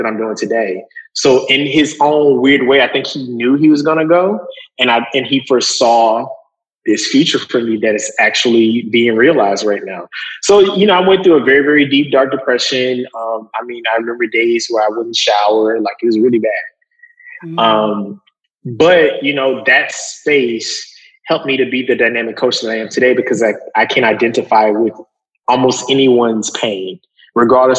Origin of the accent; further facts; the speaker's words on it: Lancaster, Texas, United States; now in Brooklyn, United States; I'm from Lancaster, Texas.